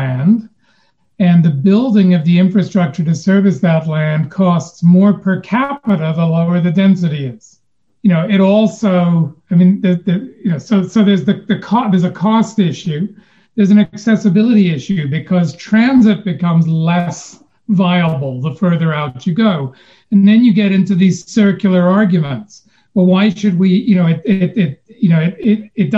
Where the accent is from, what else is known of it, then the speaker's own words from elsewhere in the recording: Winnipeg, Manitoba, Canada; moved away as an adult; now in Winnipeg, Canada; I grew up in Winnipeg